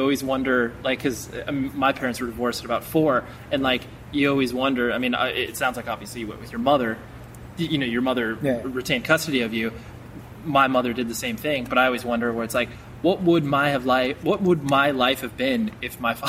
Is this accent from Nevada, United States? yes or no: yes; Las Vegas, Nevada, United States; born there; because I was born in Vegas